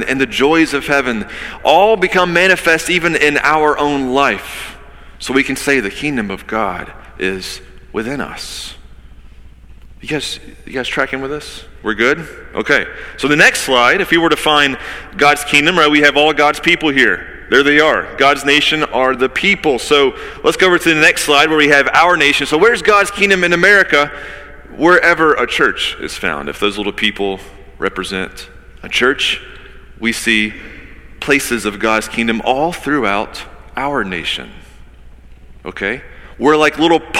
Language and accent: English; United States; I'm an American